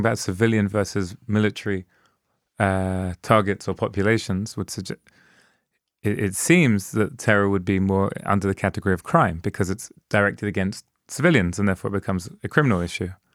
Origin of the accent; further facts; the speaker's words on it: London, United Kingdom; I grew up in London during, during that time